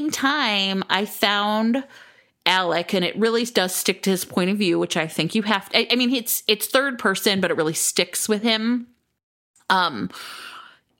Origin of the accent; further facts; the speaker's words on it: United States; I'm so American